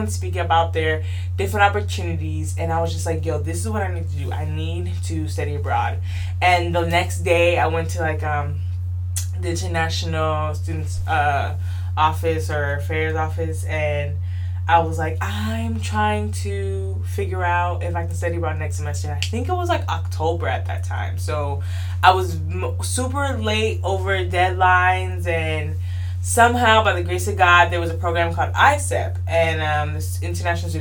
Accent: Snellville, Georgia, United States; also born or lived in Decatur, Georgia / Valdosta, Georgia; I was born in Decatur, Georgia, raised in Snellville, Georgia

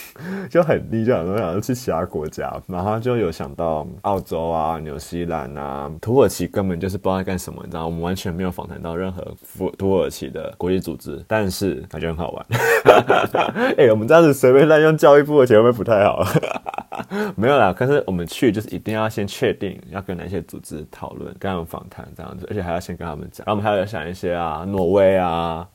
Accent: Taichung, Taiwan; now in Taipei, Taiwan; 我台中人

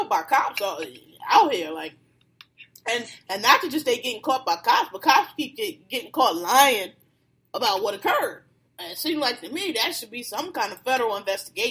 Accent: Philadelphia, Pennsylvania, United States; I'm from Philly, y'all know, born and raised

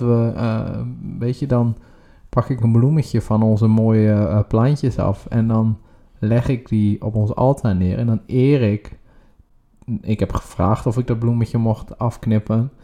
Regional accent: Groningen, Netherlands; now in The Hague, Netherlands; wij komen zelf oorspronkelijk uit Groningen

